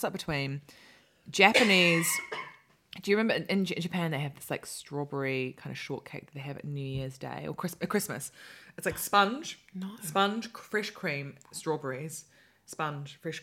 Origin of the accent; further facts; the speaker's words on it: New Zealand; I'm from New Zealand.